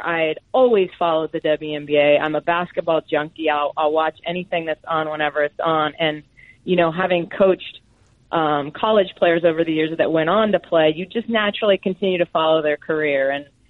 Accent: Wisconsin, United States; I grew up in Wisconsin

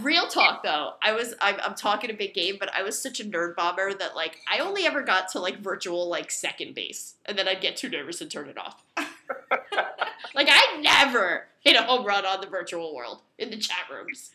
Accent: Hudson County, New Jersey, United States; I grew up in Hudson County

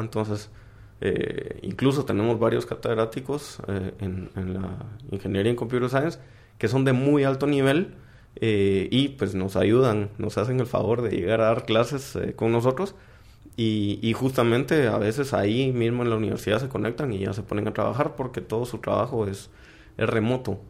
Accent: Guatemala; cuando salimos de Guatemala

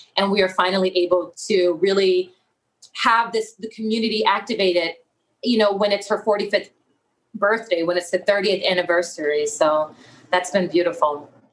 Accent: Los Angeles, California, United States; I'm originally from South Central Los Angeles

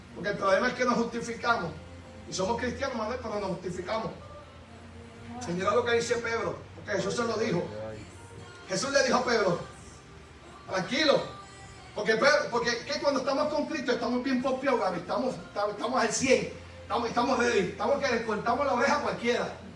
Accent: Puerto Rico; yo soy boricua

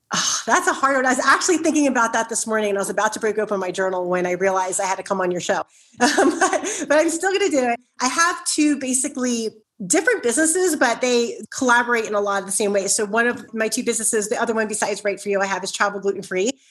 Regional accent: Philadelphia, Pennsylvania, United States; I grew up in South Philly, so I can be very loud

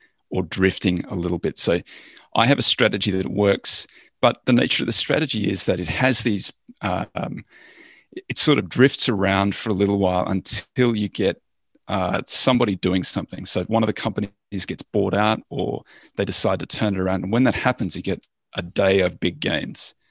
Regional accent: Australia; I'm Australian

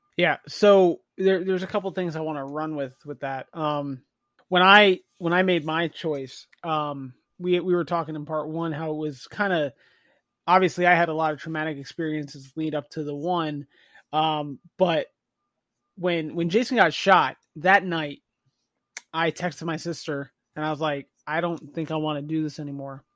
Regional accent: the North, United States; I'm also from the North

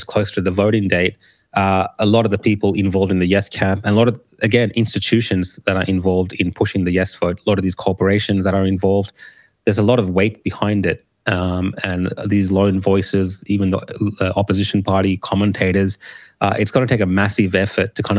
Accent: Australia; also born or lived in Sri Lanka; As a Australian of Sri Lankan heritage

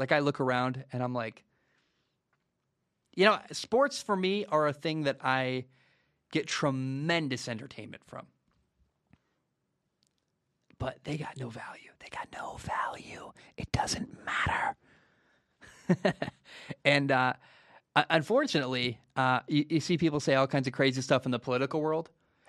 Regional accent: Washington, United States; I am from Washington and went to Washington State.

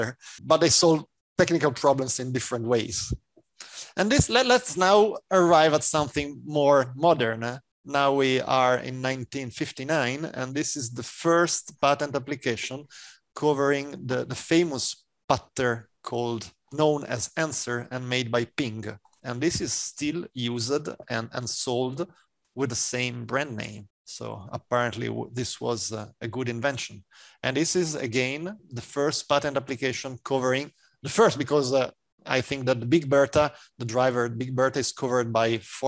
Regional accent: Italy

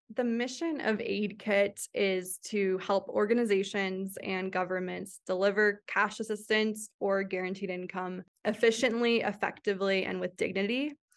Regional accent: Phoenix, Arizona, United States; moved away as an adult; also born or lived in Santa Clara; I grew up in Phoenix, Arizona

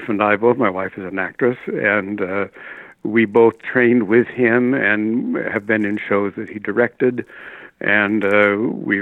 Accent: New York City, New York, United States; also born or lived in Nebraska; we moved east during the war when I was still a kid, and I've been basically an Upper West Sider ever since then

